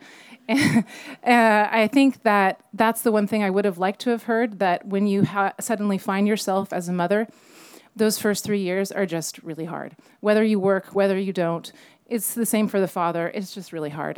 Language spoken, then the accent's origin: English; Napa, California, United States; I'm from Napa. I was born in the Queen of the Valley just behind us and grew up on vineyards